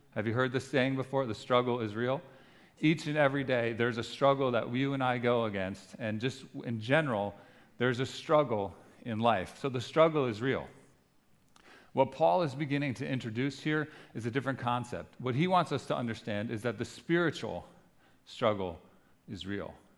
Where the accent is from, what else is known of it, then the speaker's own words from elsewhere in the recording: New Jersey, United States; we're from New Jersey.